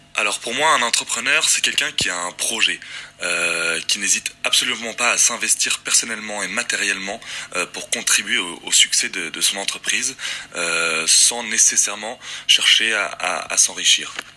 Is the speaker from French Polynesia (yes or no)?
yes; Windward Islands, French Polynesia; je suis tahitien. Je viens plus particulièrement de l'île de Moorea, euh, l'île sœur de, Tahiti